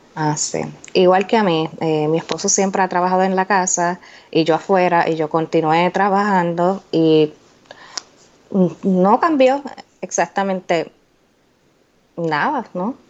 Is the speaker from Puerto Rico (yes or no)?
yes; Puerto Rico; moved away as an adult; now in Indiana, United States; Yo soy de Puerto Rico, pero hace más de cinco años Vivo en Indiana, Estados Unidos.